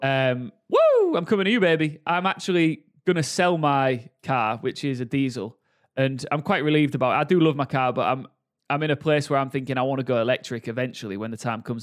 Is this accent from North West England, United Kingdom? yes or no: no; Hull, Yorkshire and the Humber, United Kingdom; Born and raised in Hull, yeah. Bo-, born and bred.